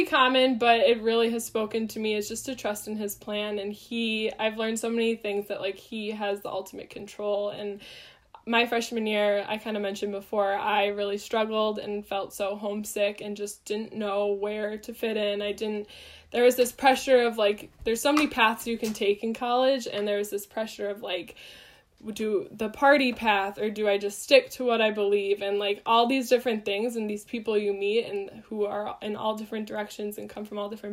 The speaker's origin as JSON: {"language": "English", "town": "Waukesha", "region": "Wisconsin", "country": "United States", "said": "I am from Waukesha, Wisconsin"}